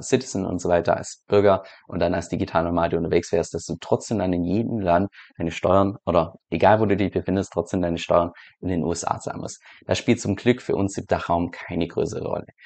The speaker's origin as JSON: {"language": "German", "country": "Germany", "said": "als Deutscher innerhalb von Europa"}